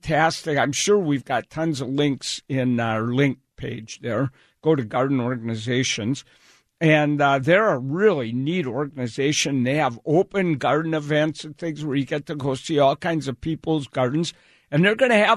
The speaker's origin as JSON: {"language": "English", "region": "Wisconsin", "country": "United States", "tie": "born or raised there", "moved": "yes", "lives_now": "Seattle area, United States", "said": "I came from Wisconsin"}